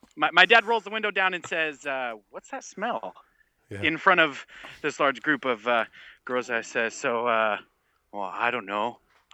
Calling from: Vacaville, California, United States; calling from Vacaville, California.

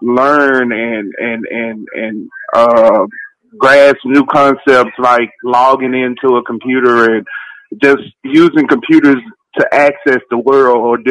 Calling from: Memphis, Tennessee, United States; I'm calling from Memphis, Tennessee.

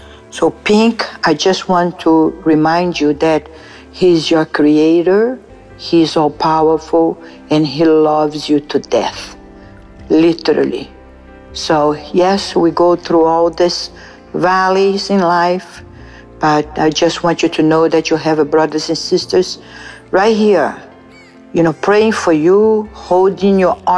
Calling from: San Diego, California, United States; Hello, my brothers and sisters. … from San Diego.

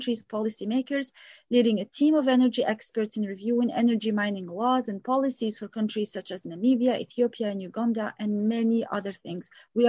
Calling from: Vancouver, British Columbia, Canada; I'm the co-host of African Jeopardy and I'm recording from Vancouver in Canada.

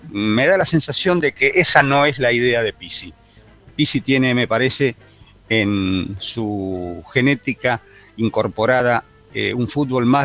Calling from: Castelar, Buenos Aires Province, Argentina; buenas tardes muchachos de Esperanza Racinguista … de Castelar.

